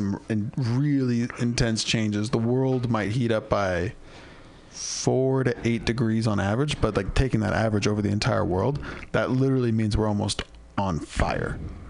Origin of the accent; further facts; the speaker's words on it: Bay Area, California, United States; we grew up in the Bay Area. It's about as progressive as you can get